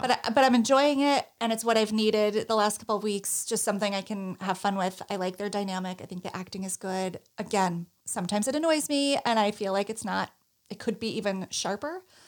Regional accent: Northeast, United States; I'm from the Northeast

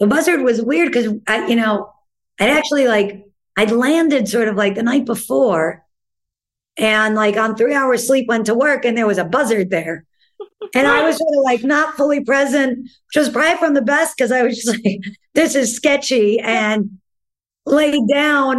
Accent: New York City, New York, United States; there are definite pros of being a New Yorker

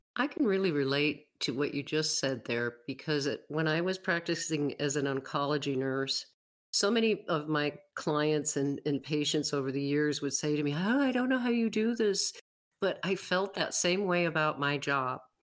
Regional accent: Western New York, United States; now in Wyoming, United States; I grew up in Western New York, but I moved away in nineteen eighty-two

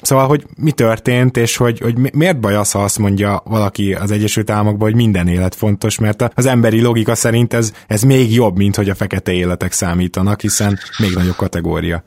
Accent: Budapest, Hungary; én is Délpesten nőttem föl

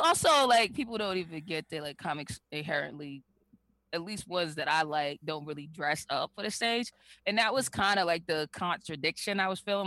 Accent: Boston, Massachusetts, United States; an area in Boston where I spent a good part of my life, Roxbury

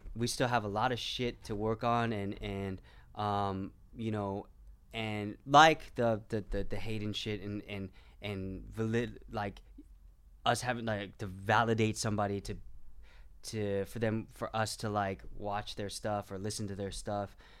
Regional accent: Orange County, California, United States; also born or lived in Garden Grove, California; I was born in Garden Grove, and I grew up mostly, you know, in the suburbs of Orange County

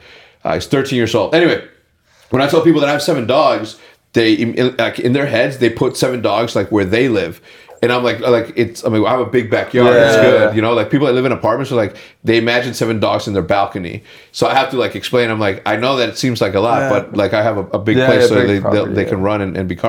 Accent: El Paso, Texas, United States; born there; I was born in Texas. I always knew that I was going to end up in Texas.

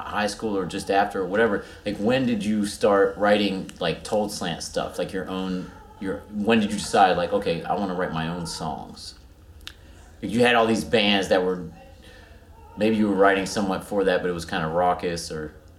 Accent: Cincinnati, Ohio, United States; we grew up in Cincinnati

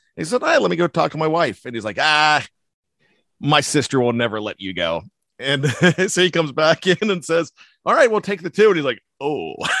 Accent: Johnstown, Pennsylvania, United States; I grew up in Johnstown, Pennsylvania

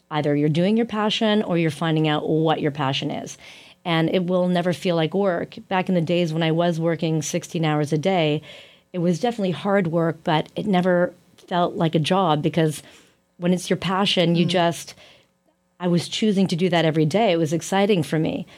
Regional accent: Canada; as a Canadian woman

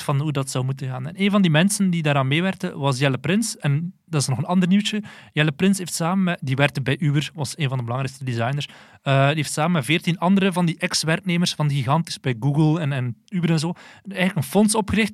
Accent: Belgium; wij als Belgen

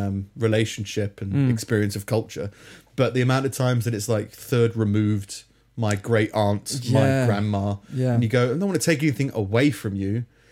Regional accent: Minnesota, United States; I'm from Minnesota.

